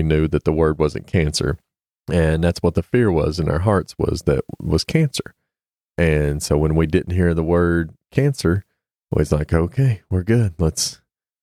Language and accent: English; East Tennessee, United States; I'm from East Tennessee, born and raised